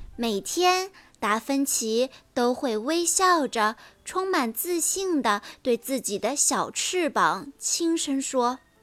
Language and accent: Chinese; Pingyang, Zhejiang, China; 今年八岁了，我来自浙江温州，平阳的美丽小镇